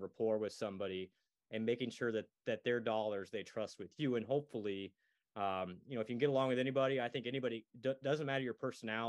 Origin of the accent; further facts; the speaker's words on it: Iowa, United States; born there; So I was born in the University of Iowa hospitals.